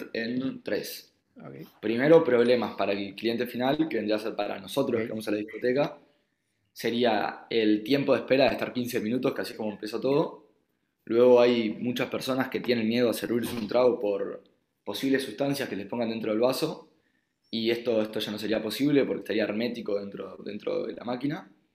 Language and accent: Spanish; Uruguay; accent: Uruguayan; moved away as an adult; also born or lived in Israel; now in Barcelona, Spain; por el asiento se habrán dado cuenta que soy uruguayo